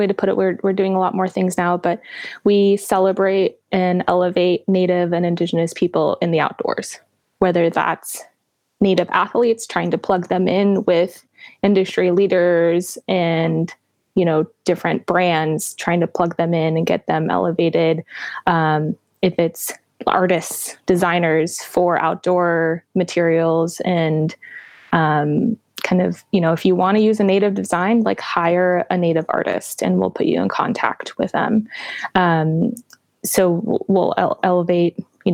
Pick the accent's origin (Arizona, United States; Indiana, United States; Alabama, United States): Arizona, United States; Flagstaff; also born or lived in Navajo Reservation, Arizona; I was born in Flagstaff, Arizona, which is in northern part of the state